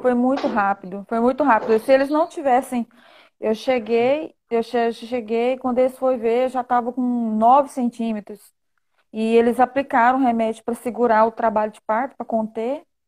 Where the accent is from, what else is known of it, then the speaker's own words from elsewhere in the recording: Goiânia, Goiás, Brazil; eu sou de Goiânia